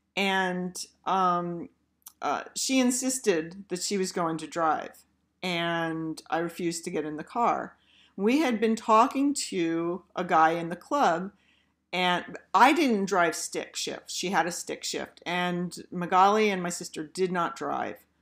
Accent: Philadelphia, Pennsylvania, United States; we're from Philly

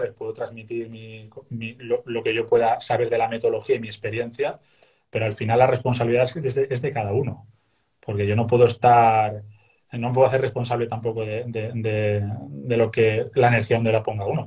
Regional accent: Castellón de la Plana, Valencian Community, Spain; moved away as an adult; also born or lived in Sant Just Desvern / Mataró area; now in near Mataró, Spain; yo siendo de Castellón, pues la vida que yo vivía, estudiaba, trabajaba

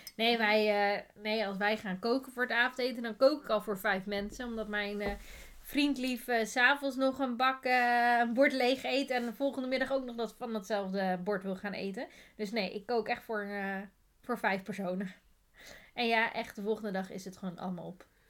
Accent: Netherlands; wij zijn Nederlanders

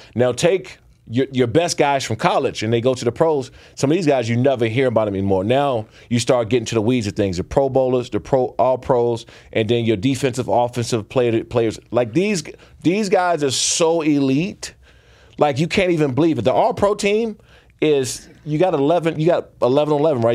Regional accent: Prince George's County, Maryland, United States; I grew up boxing. I'm from Prince George's County, Maryland

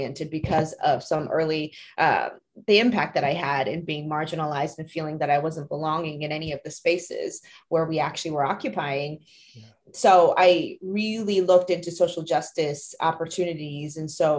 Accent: New Jersey, United States; English is a second language; also born or lived in Taiwan; I'm an immigrant from Taiwan. I actually moved here with my family when I was 10 years old. And so we moved to a very small town in New Jersey.

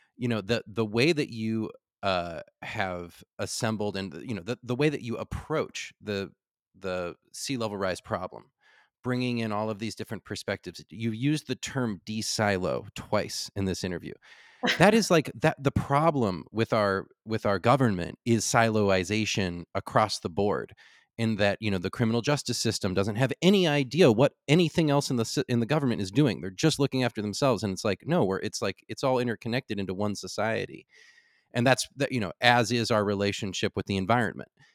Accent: California, United States; as a Californian

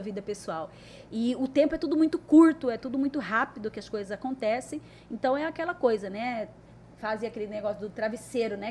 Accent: Cuiabá, Mato Grosso, Brazil; E nasci aqui em Cuiabá, né? E sou aquela menina que eu posso dizer que nasci e cresci ouvindo meu pai

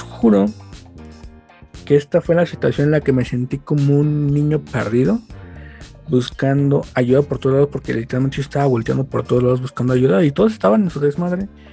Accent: State of Mexico, Mexico; yo soy del Estado de México

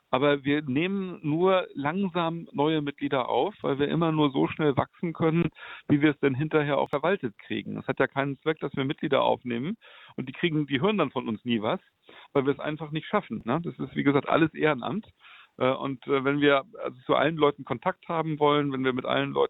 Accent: Berlin, Germany; Ich selber sitze in Berlin, bin auch selber Berliner

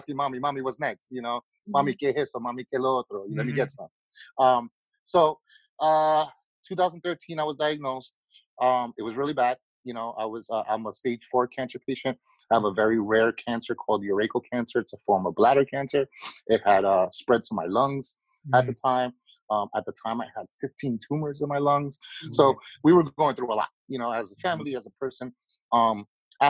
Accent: New York City, New York, United States; I was born and raised in Queens

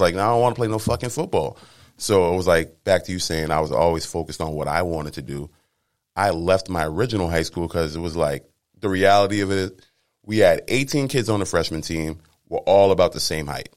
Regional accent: Cambridge, Massachusetts, United States; I'm from Cambridge, Mass.

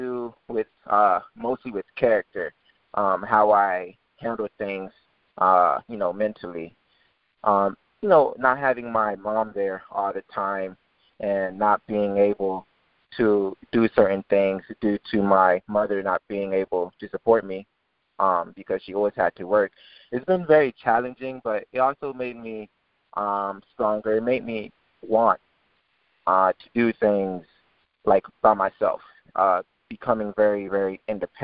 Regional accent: Naples, Florida, United States; also born or lived in Pompano Beach, Florida; I was born in Pompano Beach, moved from that city like from about 2 years old. Mom moved me to Naples, Florida, wanting a better city to, you know, raise a child. And, you know, growing up in Naples, Florida has been a great experience

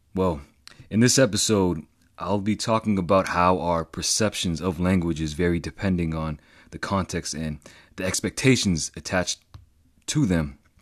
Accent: East Coast, United States; I'm from the East Coast

